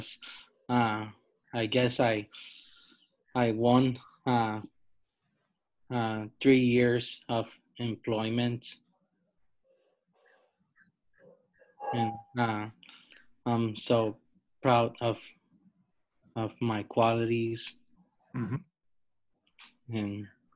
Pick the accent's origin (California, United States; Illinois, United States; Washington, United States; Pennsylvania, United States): California, United States; San Francisco; I was born here in San Francisco